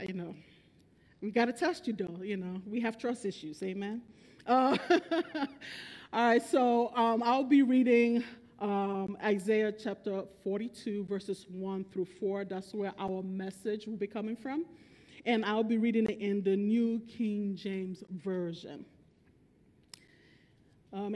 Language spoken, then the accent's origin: English; Nigeria; also born or lived in Bronx, New York, United States; I was born in Bronx, New York, but raised in Nigeria.